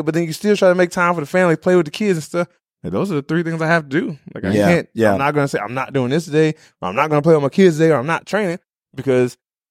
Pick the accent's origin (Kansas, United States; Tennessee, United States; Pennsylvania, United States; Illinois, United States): Illinois, United States; So when I moved to New Jersey, they actually gave me the name …. {S26} Oh, really? {S27} But I came from Illinois.